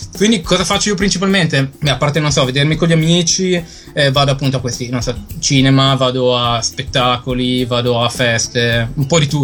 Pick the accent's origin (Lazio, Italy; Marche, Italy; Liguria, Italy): Liguria, Italy; near Genoa, inland; now in London, United Kingdom; Vengo dalle parti di Genova